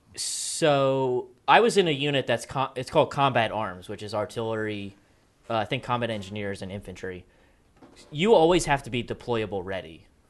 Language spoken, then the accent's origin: English; East Coast, United States; I'm from the East Coast